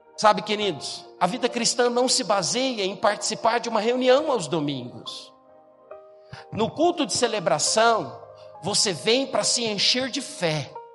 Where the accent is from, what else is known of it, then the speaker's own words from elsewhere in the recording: Goiás, Brazil; moved away; eu vim do estado de Goiás